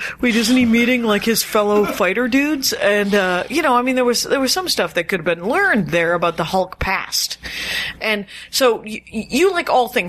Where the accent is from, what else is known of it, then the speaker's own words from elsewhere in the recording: Milwaukee, Wisconsin, United States; I'm from the Milwaukee area, so I'm familiar.